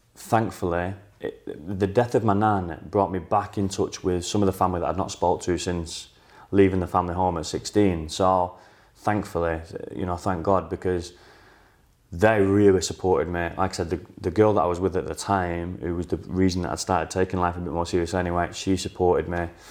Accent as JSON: {"language": "English", "area": "outskirts of Manchester", "region": "North West England", "country": "United Kingdom", "tie": "born or raised there", "said": "I was offered a job back in my hometown, so on the out, in the outskirts of Manchester"}